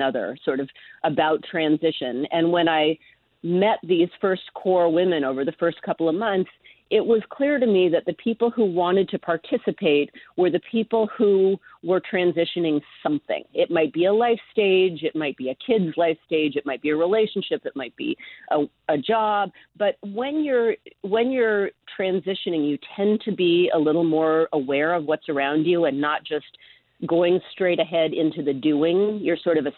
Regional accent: Seattle, Washington, United States; now in San Francisco, United States; I grew up in Seattle

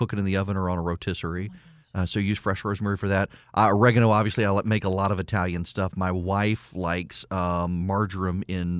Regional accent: Dubai, United Arab Emirates; also born or lived in Louisiana; I mean, I grew up in Dubai, but yeah, before I was allowed to leave Louisiana, my mom made me learn how to make red beans and rice, jambalaya, and gumbo.

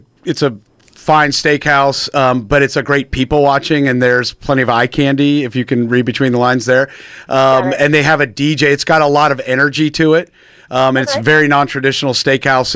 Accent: Marietta, Georgia, United States; I grew up here in Marietta

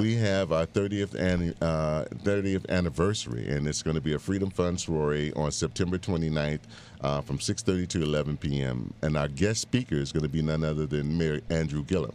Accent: Bahamas; now in Miami, United States; I was born in the Bahamas, and I grew up between the Bahamas and Miami most of my uh, teenage, uh, young adult life.

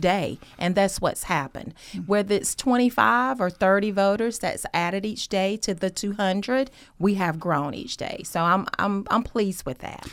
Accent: Gainesville, Georgia, United States; moved away as an adult; now in Athens, United States; I'm originally from Hall County, Gainesville

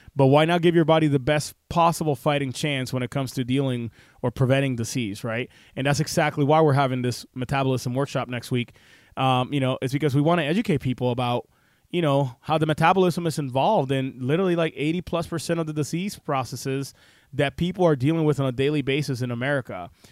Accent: Puerto Rico; the ghetto of where I grew up in Puerto Rico

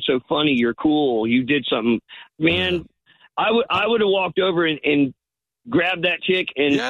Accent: St. Pete Beach, Florida, United States; also born or lived in Buffalo; I'm actually from Buffalo. My wife's from Detroit, but I grew up on St. Pete Beach. Okay. I've been here 52 years.

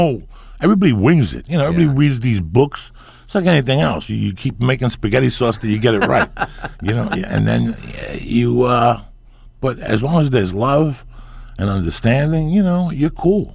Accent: Cuba; born there; yeah, I was born in Cuba.

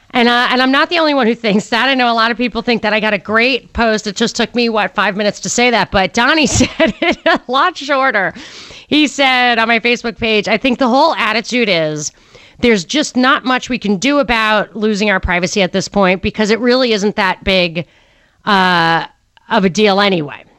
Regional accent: New York City, New York, United States; moved away; I was a New Yorker. I am a New Yorker, and I lived in New York for a long time

